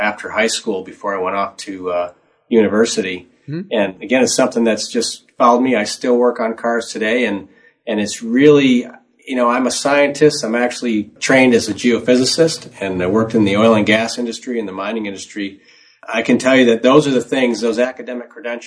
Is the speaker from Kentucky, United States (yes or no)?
no; Detroit, Michigan, United States; I grew up in the Motor City